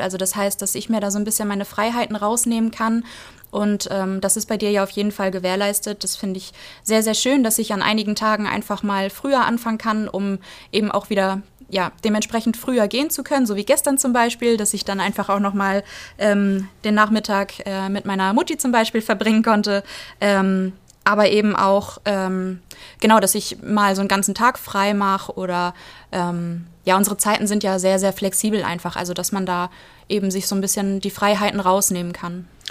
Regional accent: Flensburg, Schleswig-Holstein, Germany; Ich komme tatsächlich aus Flensburg

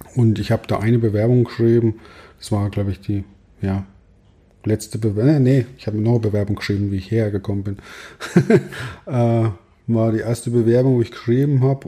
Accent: Ottmannshausen, Bavaria, Germany; also auch ziemlich ländlich geprägt bei mir, wo ich herkomme. Ich komme aus Ottmannshausen

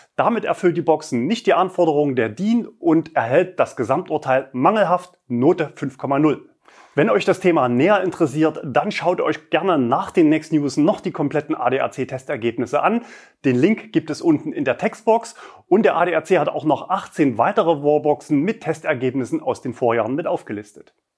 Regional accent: Leipzig, Saxony, Germany; in Leipzig, also meiner Heimatstadt

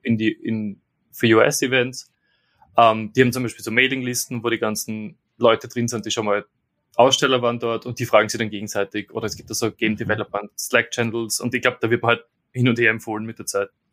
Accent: Austria; moved away as an adult; now in London, United Kingdom; ich bin jetzt quasi der Österreicher im Team, der in England wohnt

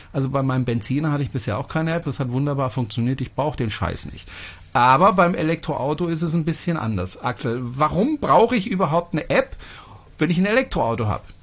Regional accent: France; moved away; das ist ein französischer Name und ich bin Franzose

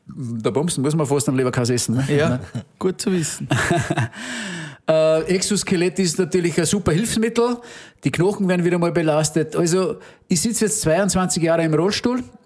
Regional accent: Innviertel, Upper Austria, Austria; bei uns im Innviertel hat man den Brauch

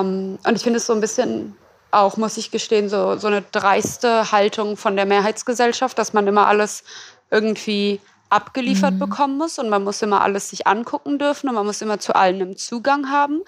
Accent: Berlin, Germany; ich komme ja aus Berlin

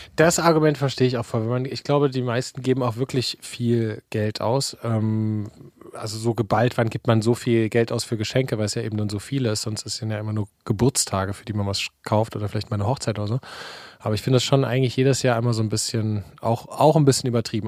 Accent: Leipzig, Saxony, Germany; moved away; Wir kommen ja aus Leipzig

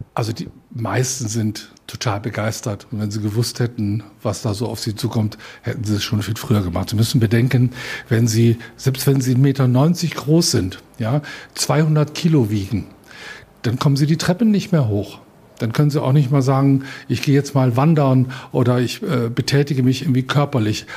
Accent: Rhineland, Germany; now in Upper Franconia, Germany; ich bin ja zugezogen, ich bin ja Rheinländer

